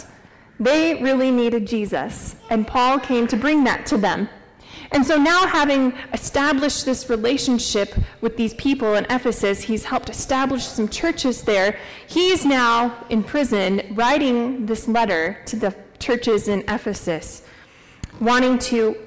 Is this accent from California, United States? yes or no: no; Norwalk, Iowa, United States; now in Story City, United States; I grew up in Norwalk, Iowa, just south of Des Moines